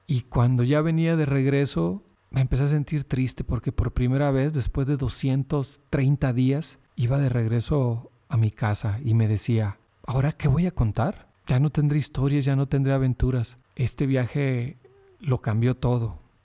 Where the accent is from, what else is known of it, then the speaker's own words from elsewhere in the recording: Sonora, Mexico; yo salí de Sonora por el lado del Pacífico